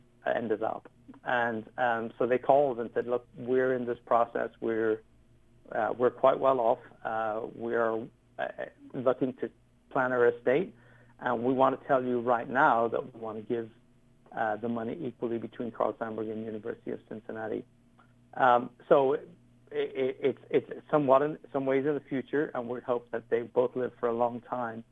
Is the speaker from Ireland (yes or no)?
yes; Ireland; moved away as an adult; now in United States; I came from Ireland, where, you know, you were kind of prescribed on what you could do growing up.